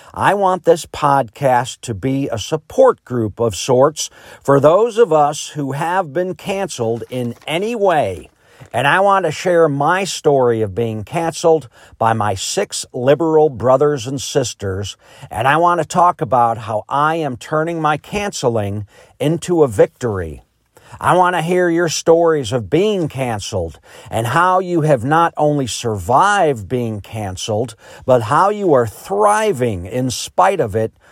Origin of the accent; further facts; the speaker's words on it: Chicago, Illinois, United States; also born or lived in Ohio; now in Greenwood, United States; I was born in Chicago in nineteen sixty into a very liberal Democrat family.